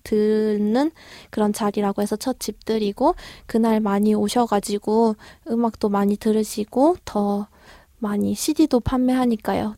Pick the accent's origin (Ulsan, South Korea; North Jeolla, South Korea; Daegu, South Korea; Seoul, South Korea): Daegu, South Korea; moved away; 저 같은 경우엔 고향이 대구인데요.